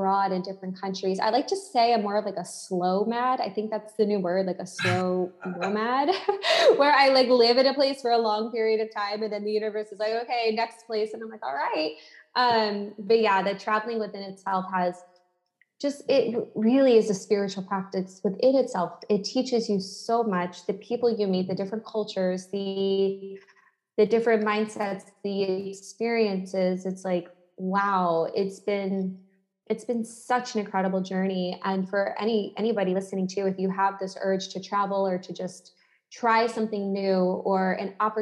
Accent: United States; moved away as an adult; now in Lisbon, Portugal; As an American citizen

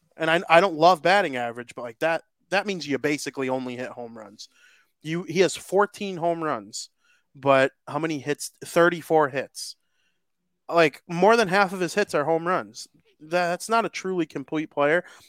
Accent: United States; I'm American. I'm proud to be American

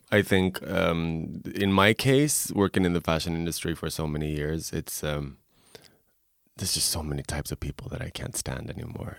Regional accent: Stockholm, Stockholm County, Sweden; moved away; also born or lived in Tokyo; I'm originally from Stockholm, Sweden.

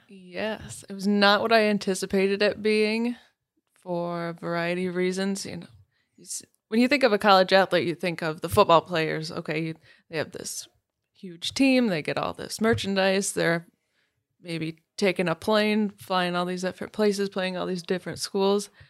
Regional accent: Farwell, Michigan, United States; I grew up in Farwell, went to Farwell High School

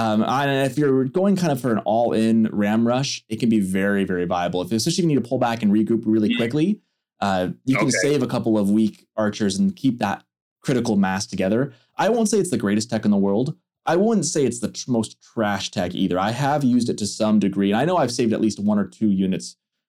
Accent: England, United Kingdom; As an English guy, I kind of resent that.

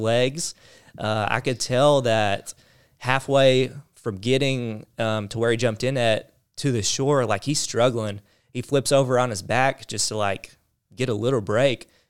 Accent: the South, United States; accent: southern; the southern accent

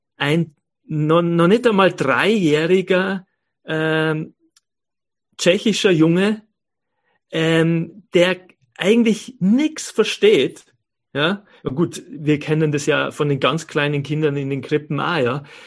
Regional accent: Bavaria, Germany; moved away as an adult; now in Innsbruck, Austria; meine Eltern äh, leben ja in Bayern und ich bin in Bayern aufgewachsen, lebe aber seit ähm, ähm, 30 Jahren

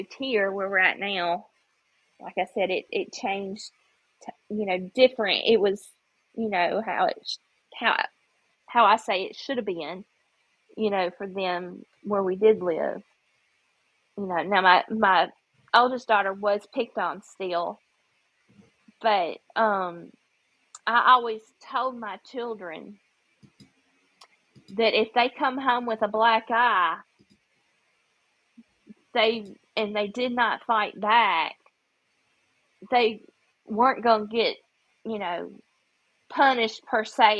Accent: Memphis, Tennessee, United States; now in Mississippi, United States; When I grew up in Memphis, that, you know, kids there are just like, you know, you got to fight for your own

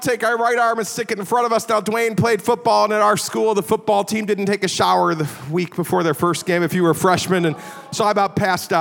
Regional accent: Chicago, Illinois, United States; moved away as an adult; also born or lived in Virginia; I grew up in the Chicago area

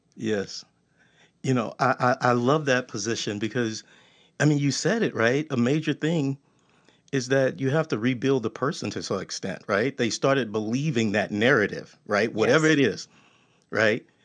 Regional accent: Texas, United States; I'm from Texas.

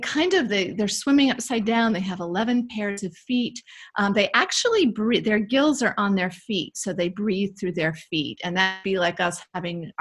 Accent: Maine, United States; I grew up in Maine and loved to wander around the woods behind my parents' house.

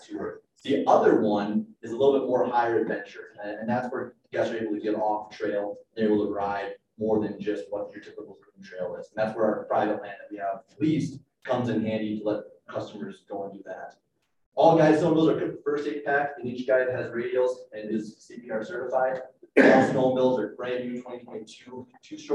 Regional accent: Minnesota, United States; now in Steamboat Springs, United States; I grew up in Minnesota

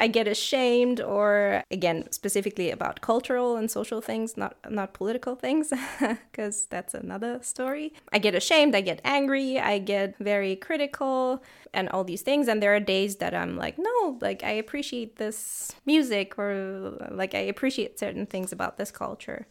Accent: Tehran, Tehran Province, Iran; moved away as an adult; now in Freiburg, Germany; I come from Iran. I'm from the city Tehran

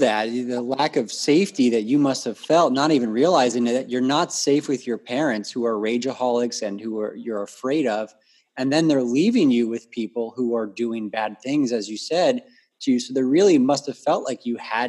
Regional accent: Florida, United States; We got three Floridians on the phone.

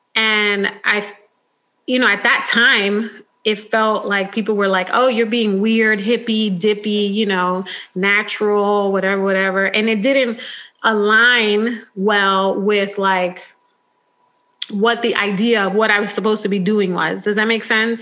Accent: United States; I was born in the United States

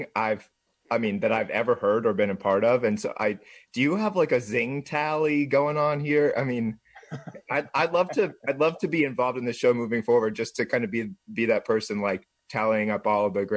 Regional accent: Jensen Beach, Florida, United States; moved away as an adult; I grew up in Jensen Beach, I had a pretty idyllic childhood

